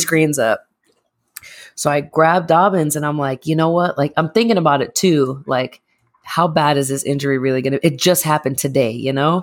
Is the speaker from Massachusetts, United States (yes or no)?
yes; Massachusetts, United States; moved away; I'm also from Massachusetts